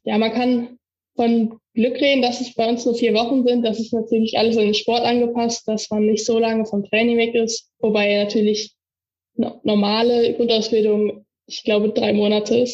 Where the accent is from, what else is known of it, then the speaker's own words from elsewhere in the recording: Erkelenz, North Rhine-Westphalia, Germany; also born or lived in Warendorf; Da äh, komme ich her und da bin ich auch immer noch Mitglied